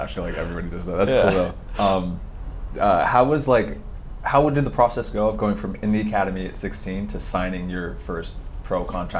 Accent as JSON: {"language": "English", "town": "Portland", "country": "United States", "tie": "born or raised there", "said": "when I was growing up in Portland, we didn't even have academies when I was growing up until I turned 16"}